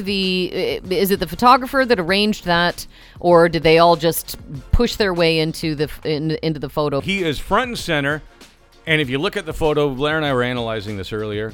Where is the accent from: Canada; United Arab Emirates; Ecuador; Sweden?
Canada; as a Canadian hockey fan